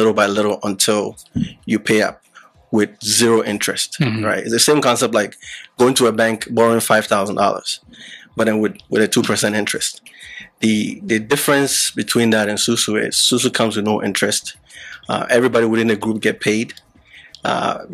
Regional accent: Liberia; moved away; also born or lived in Ghana; I was born in Liberia, but my parents were from Ghana

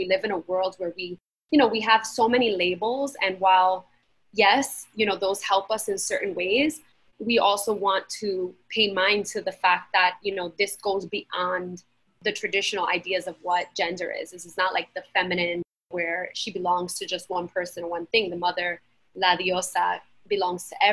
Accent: New York City, New York, United States; also born or lived in Queens; Latina, born and raised in Brooklyn and then in Queens.

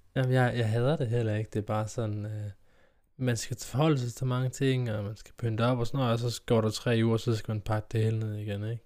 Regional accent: Kolding, Southern Denmark, Denmark; hjemme i Kolding, hjemme i Kolding

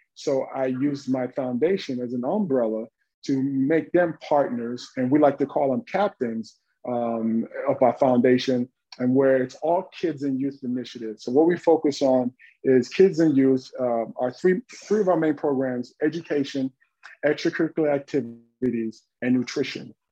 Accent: Dallas, Texas, United States; I'm from Dallas, Texas, uh, really urban Texas

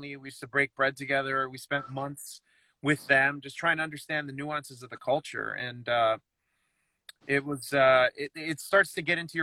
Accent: Toronto, Ontario, Canada; being Canadian or growing up in Toronto

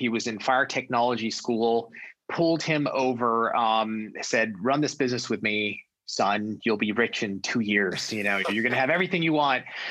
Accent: Los Angeles, California, United States; also born or lived in New York; I was born and raised in Southern California, Los Angeles

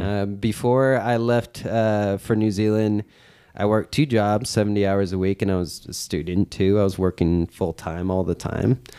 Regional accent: Oakland, California, United States; I'm from Oakland

